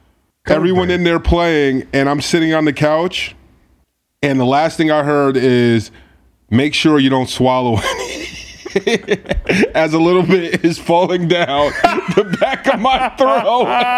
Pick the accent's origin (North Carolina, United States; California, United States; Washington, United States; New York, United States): New York, United States; I'm from New York.